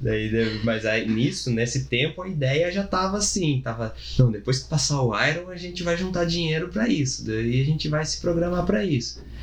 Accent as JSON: {"language": "Portuguese", "town": "Bauru", "region": "São Paulo", "country": "Brazil", "said": "eu sou do interior de Bauru"}